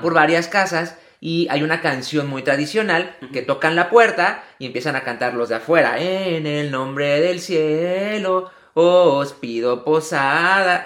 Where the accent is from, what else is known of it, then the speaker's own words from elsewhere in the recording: Mexico; now in United States; al menos en mi familia, a lo mejor en muchas también mexicanas, nosotros, el día para pedir regalos es el día de Reyes